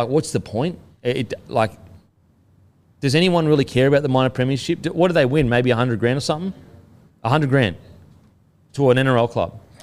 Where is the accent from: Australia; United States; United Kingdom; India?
Australia; being an Aussie